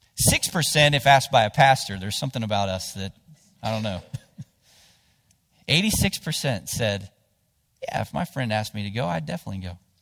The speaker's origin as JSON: {"language": "English", "town": "Cottageville", "region": "West Virginia", "country": "United States", "tie": "born or raised there", "said": "I grew up in Jackson County. um, down in between Ravenswood and Ripley, whi-, which there's a little town there called Cottageville"}